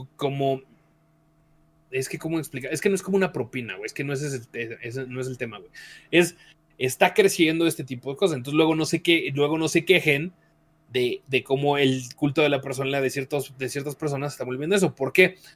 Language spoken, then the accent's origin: Spanish; Mexico City, Mexico; Yo soy del DF, no soy de Monterrey